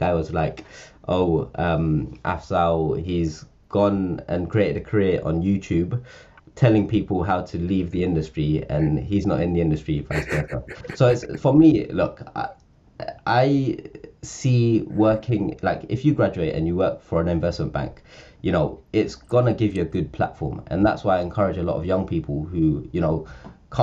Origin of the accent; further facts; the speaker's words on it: London, United Kingdom; I grew up in Northwest London or Central London, in a council estate in Camden.